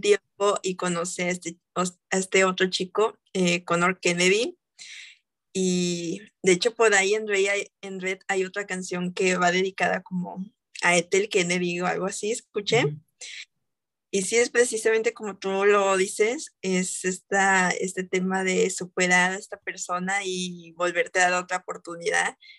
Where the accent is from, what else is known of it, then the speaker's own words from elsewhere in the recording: Mexico; aquí en mi país, México